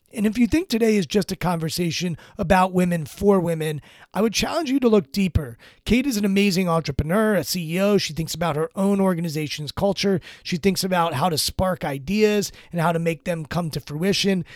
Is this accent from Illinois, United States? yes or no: no; Maryland, United States; I'm from Maryland. I grew up about twenty minutes outside of College Park, Maryland